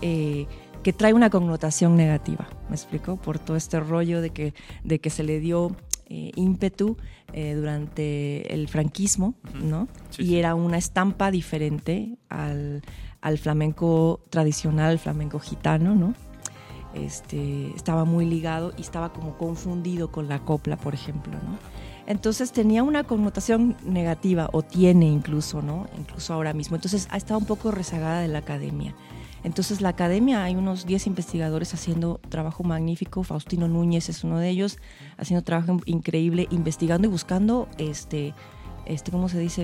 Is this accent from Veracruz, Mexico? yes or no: yes; Xalapa, Veracruz, Mexico; now in Canada; yo, como mexicana, porque además vivo en Canadá